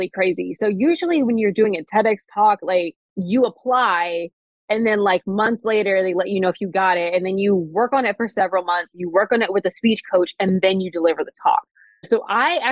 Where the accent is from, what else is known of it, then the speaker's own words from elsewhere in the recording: East Coast, United States; now in Seattle, United States; I'm from the East Coast